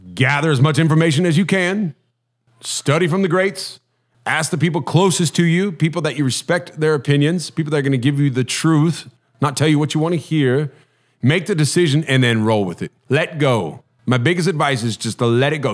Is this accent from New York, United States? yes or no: no; Huntington Beach, California, United States; I grew up in Huntington Beach, so I, I tried to surf a little bit